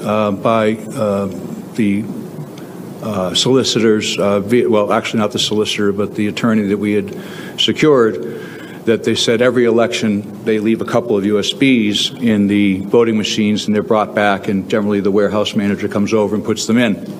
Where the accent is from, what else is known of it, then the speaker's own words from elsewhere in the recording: Delaware County, Pennsylvania, United States; I'm from Delaware County